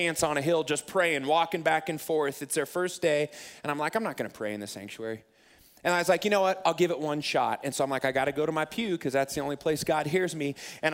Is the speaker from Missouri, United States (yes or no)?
yes; Springfield, Missouri, United States; moved away as an adult; also born or lived in Rockford, Illinois; my hometown in Springfield